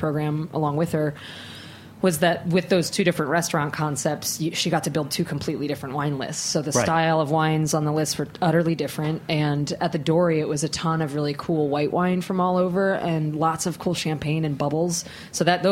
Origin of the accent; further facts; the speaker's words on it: Harrisburg, Pennsylvania, United States; now in New York, United States; I was raised in the East Coast